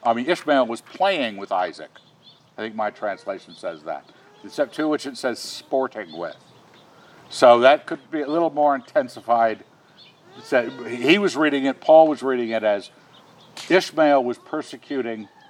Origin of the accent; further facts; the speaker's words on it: United States; a natural-born American. I was born and raised here.